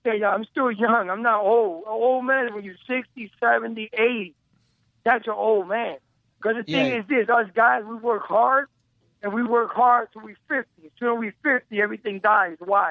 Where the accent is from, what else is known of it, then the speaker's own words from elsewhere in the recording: United States; I'm an American. That's what I do. I live in America.